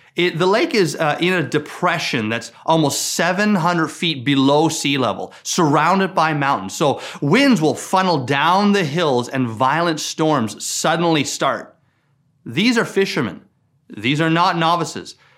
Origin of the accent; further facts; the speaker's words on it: Newfoundland and Labrador, Canada; I grew up in Newfoundland, and I spent a lot of time on the Atlantic Ocean